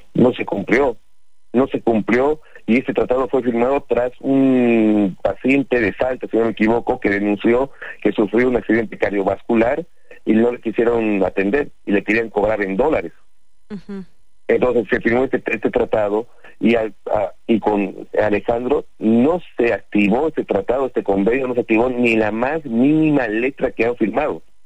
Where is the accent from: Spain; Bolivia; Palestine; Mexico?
Bolivia; moved away as an adult; now in Argentina; como bolivianos y estamos radicando en Argentina